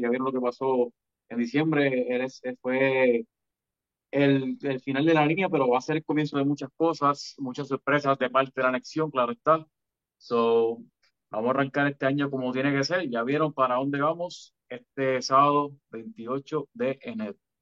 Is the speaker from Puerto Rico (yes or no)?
yes; Puerto Rico; somos otros boricuas más